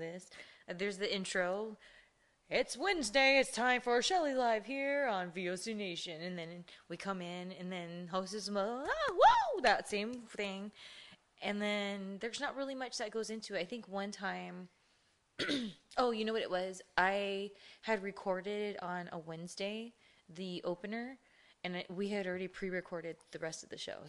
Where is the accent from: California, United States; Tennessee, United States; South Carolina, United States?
California, United States; Ontario; also born or lived in Chino, California; we grew up in Ontario and Chino